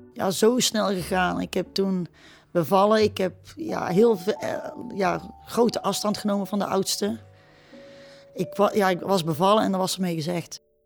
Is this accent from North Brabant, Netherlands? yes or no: yes; Etten-Leur, North Brabant, Netherlands; Ik ben opgegroeid in Etteleur.